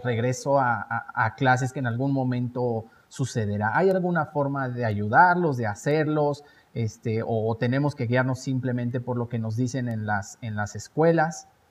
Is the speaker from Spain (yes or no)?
no; Mexico; como mexicanos